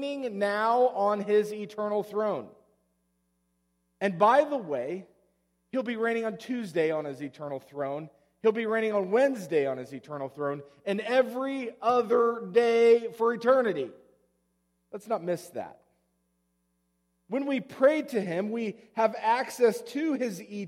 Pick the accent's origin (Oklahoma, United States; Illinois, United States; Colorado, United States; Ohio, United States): Oklahoma, United States; moved away; Growing up in Oklahoma, we said them before every sporting event.